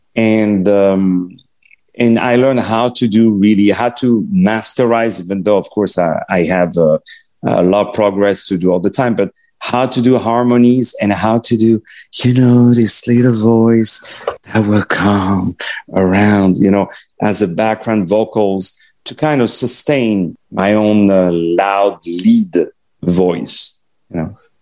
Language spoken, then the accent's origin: English; Paris, Île-de-France, France; first language French; English is a second language; moved away; when I was in Paris and I grew up in Paris